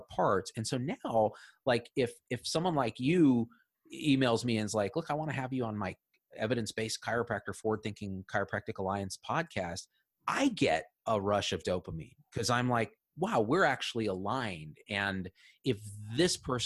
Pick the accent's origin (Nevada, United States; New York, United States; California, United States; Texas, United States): California, United States; Clovis; I grew up in the Central Valley, Clovis